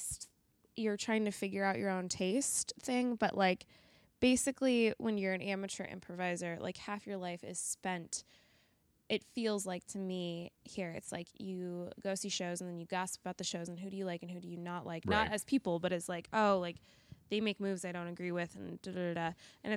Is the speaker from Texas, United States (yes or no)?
no; Colorado, United States; now in Chicago, United States; I'm from Colorado.